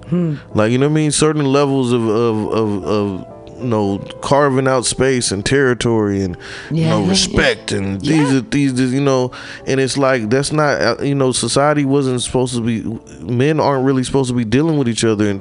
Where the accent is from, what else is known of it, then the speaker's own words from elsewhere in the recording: Midwest, United States; now in San Francisco, United States; Like, I'm came from the Midwest, they were this way, and I'm here now.